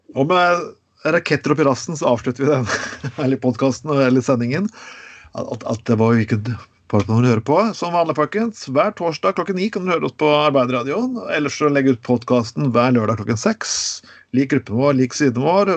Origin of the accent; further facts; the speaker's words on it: Skien, Telemark, Norway; min hjemby Skien